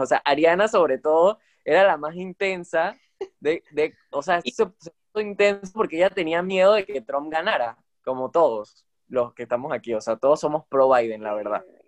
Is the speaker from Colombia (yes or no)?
no; Panama; como panameños, que aunque no todos estamos ahorita mismo en Panamá